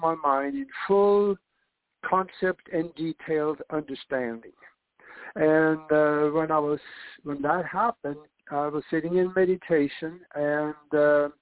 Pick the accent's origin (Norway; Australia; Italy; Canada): Norway; moved away as an adult; now in United States; I grew up in Norway, and I came to the United States to go to flight schools